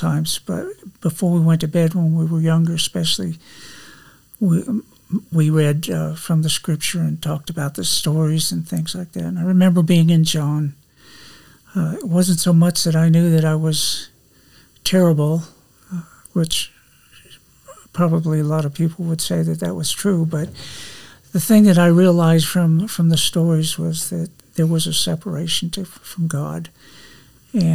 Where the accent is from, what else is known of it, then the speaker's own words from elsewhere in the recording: Wheat Ridge, Colorado, United States; moved away as an adult; now in Texas, United States; Was raised in Wheat Ridge, just west of Denver